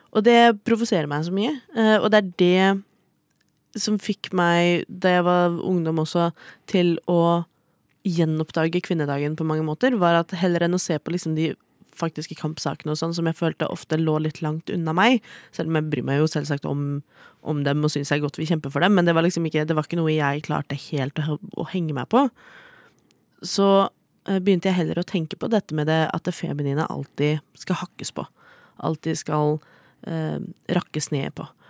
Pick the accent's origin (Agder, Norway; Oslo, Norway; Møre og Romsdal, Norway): Oslo, Norway; Jeg er fra Oslo.